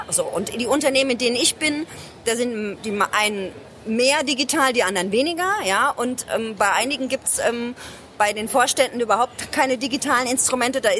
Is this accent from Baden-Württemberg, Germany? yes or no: no; Ludwigshafen, Rhineland-Palatinate, Germany; Ähm, also ich komme aus Ludwigshafen, das ist eine Stadt, Arbeiterstadt.